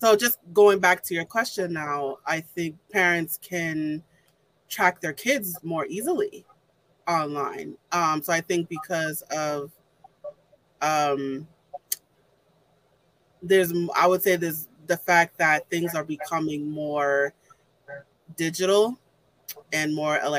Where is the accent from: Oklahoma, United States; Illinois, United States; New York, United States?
New York, United States; New York City; I'm from New York